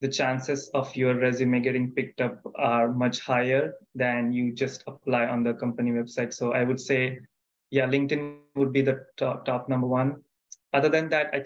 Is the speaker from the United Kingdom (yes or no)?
no; India; moved away as an adult; now in United States; I am originally from India